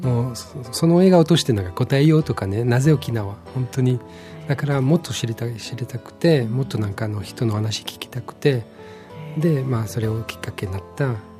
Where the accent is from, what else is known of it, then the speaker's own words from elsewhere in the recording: Switzerland; Japanese is a second language; moved away as an adult; now in Okinawa, Japan; 私のふるさともスイスの中で結構離れてるところである